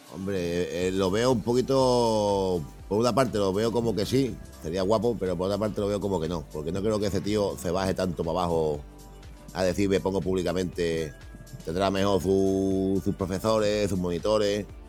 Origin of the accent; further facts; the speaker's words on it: Spain; los españoles eh, nos quejamos de todo y somos españoles